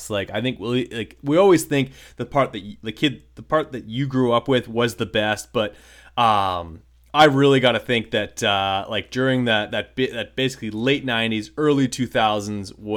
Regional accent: Florida, United States; growing up in Florida

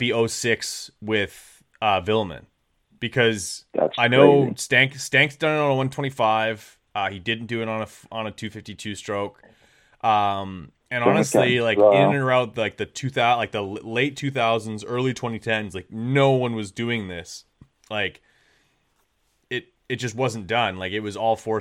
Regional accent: Winnipeg, Manitoba, Canada; I'm from the middle of Canada, which is 8 hours north of Millville

